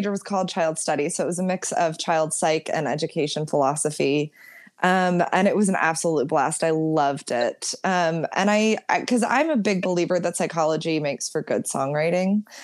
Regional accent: Tiburon, California, United States; I grew up in Tiburon, which is on the water

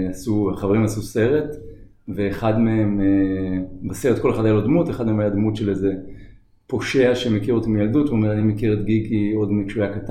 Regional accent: Tel Aviv, Tel Aviv District, Israel; נולדתי בתל אביב, גדלתי באזור בבלי.

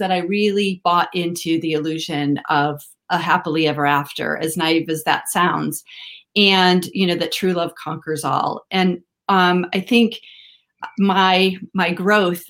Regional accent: Midwest, United States; moved away as an adult; also born or lived in California; I grew up in the Midwest in the United States

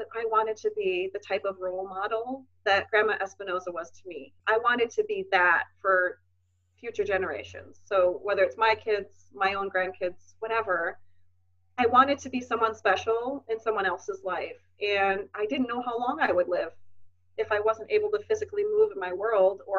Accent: Wisconsin, United States; moved away as an adult; also born or lived in Minnesota; I'm from Wisconsin, but I moved to Minnesota for college.

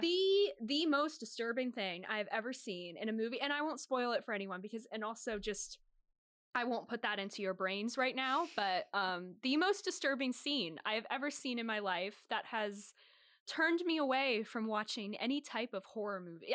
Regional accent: Northern Virginia, United States; moved away as an adult; now in Boston, United States; I'm from Northern Virginia, about twenty minutes outside of Washington, D C

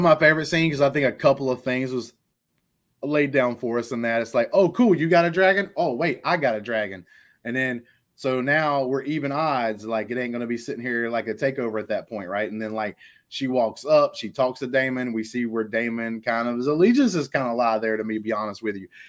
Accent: Alabama, United States; I'm from Alabama

